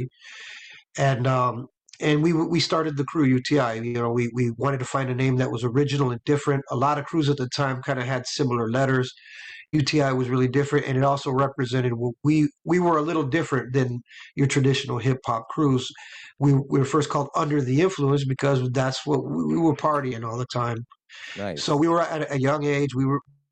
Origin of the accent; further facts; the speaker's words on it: Los Angeles, California, United States; I grew up in LA, you know, the child of an LA story